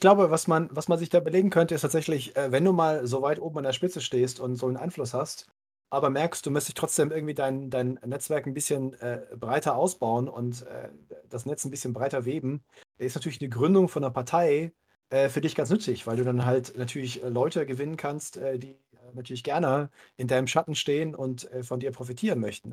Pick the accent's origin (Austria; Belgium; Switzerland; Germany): Germany; Cologne, North Rhine-Westphalia; ich bin ja gebürtiger Kölner